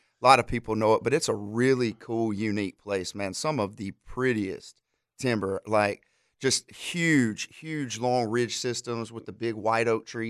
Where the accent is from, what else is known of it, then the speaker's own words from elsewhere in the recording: Alabama, United States; One of the guys I grew up hunting with in Alabama